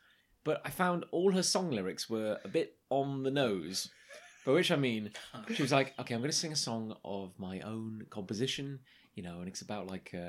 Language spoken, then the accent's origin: English; Canvey Island, East of England, United Kingdom; I grew up on Canvey Island.